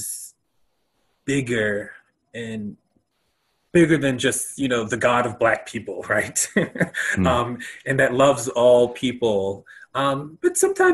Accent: United States; as a American

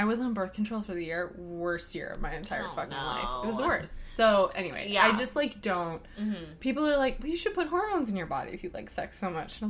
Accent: Minnesota, United States; moved away; Like, y'all, I come from Minnesota, right? And I come from, like, my dad is an old-time bluegrass musician.

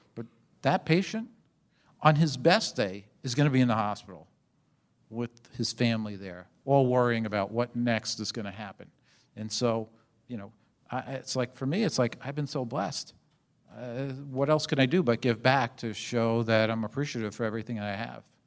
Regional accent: New York City, New York, United States; moved away; I was born and raised in New York City in Brooklyn, actually. Um, and, and in If people know Brooklyn, a small part of Brooklyn called Canarsie.

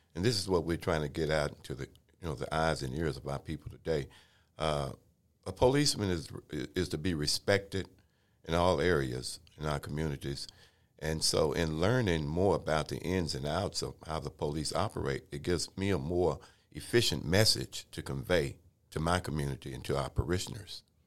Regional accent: Waco, Texas, United States; when I was growing up in Waco, Texas, born in nineteen fifty-two

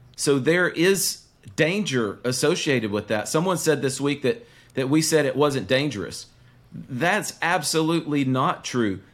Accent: the South, United States

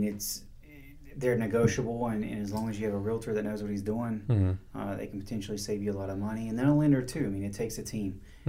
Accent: North Carolina, United States; moved away as an adult; also born or lived in Southern California; Decided to move back to my home state here in North Carolina, specifically Charlotte.

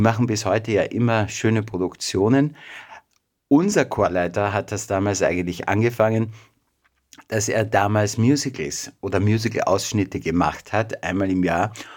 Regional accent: Mistelbach, Lower Austria, Austria; also born or lived in Vienna; Geboren in Wien, aber aufgewachsen in Mistelbach. Das ist nordöstlich von Wien, eine kleine Stadt.

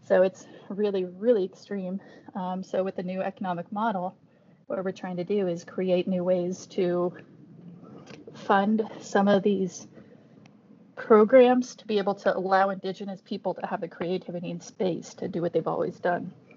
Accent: Alaska, United States; we're all from Alaska, so indigenous of different Arctic communities

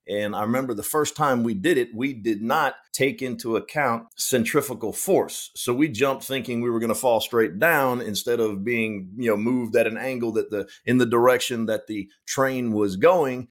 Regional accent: Powder Springs, Georgia, United States; I grew up in Powder Springs, Georgia

